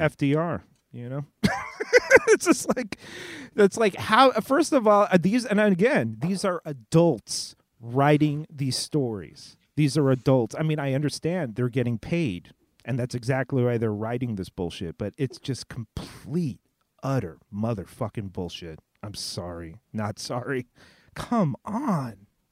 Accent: Southern California, United States; I grew up in Southern California

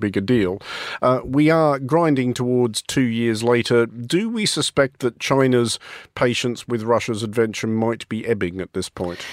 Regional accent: Australia; as an Australian

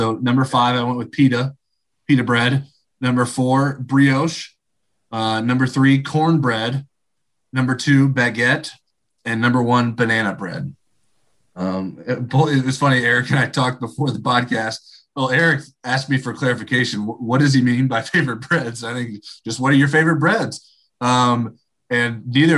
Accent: Indiana, United States; also born or lived in Michigan; I was born in Michigan and I lived there through kindergarten, but we moved to Indiana when I was to start first grade

